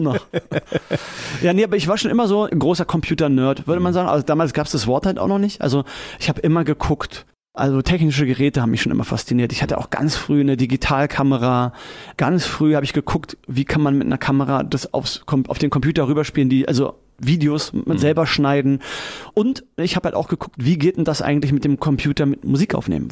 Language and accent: German; Berlin, Germany; Ich bin auch wirklich in der Stadtrandstraße aufgewachsen